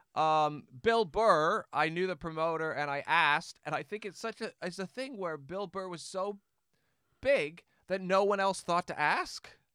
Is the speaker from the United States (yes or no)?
no; Canada; moved away as an adult; now in England; I only realize once I left Canada, yeah, I'm very Canadian